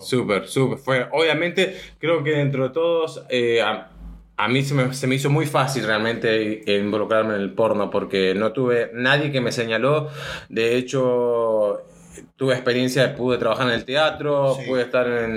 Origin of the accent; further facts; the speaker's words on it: San Rafael, Mendoza, Argentina; yo nací en San Rafael, Mendoza, en Argentina